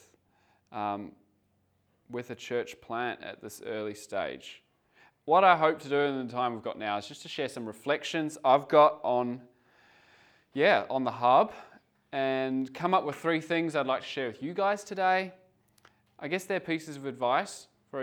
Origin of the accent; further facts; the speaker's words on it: Geelong, Victoria, Australia; moved away as an adult; I'm from Geelong, Victoria, part of a church plant there for 7 years prior to coming over here